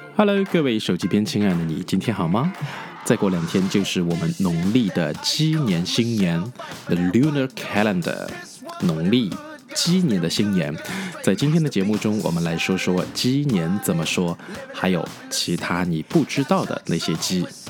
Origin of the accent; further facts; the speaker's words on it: China; 我们中国人